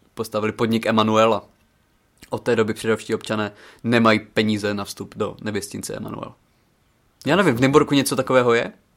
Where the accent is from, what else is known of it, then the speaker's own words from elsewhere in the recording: Přerov, Olomouc Region, Czechia; U nás v Přerově